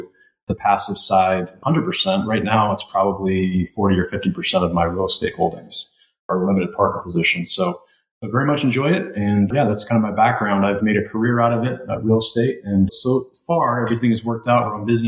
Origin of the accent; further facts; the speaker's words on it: East Coast, United States; moved away as an adult; now in Indianapolis, United States; I'm originally from the East Coast. I live out in Indianapolis, Indiana